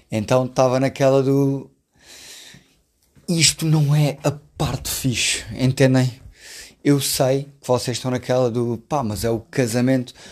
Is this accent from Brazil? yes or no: no; Alentejo, Portugal; eu sou do Alentejo, já.